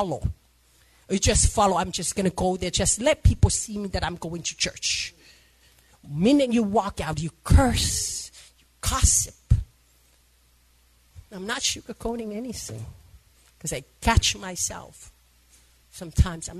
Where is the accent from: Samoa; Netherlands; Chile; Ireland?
Samoa; I'm from Samoa.